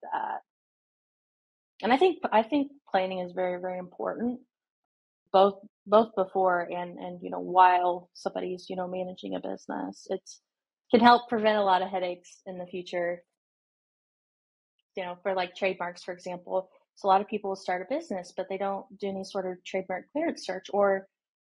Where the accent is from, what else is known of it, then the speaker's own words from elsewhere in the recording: Indiana, United States; moved away as an adult; now in Nashville, United States; I am from Indiana.